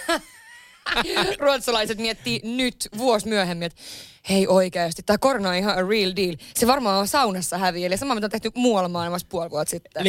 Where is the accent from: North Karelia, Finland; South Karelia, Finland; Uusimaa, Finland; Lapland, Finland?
Lapland, Finland; moved away; mä oon Lapissa kotoisin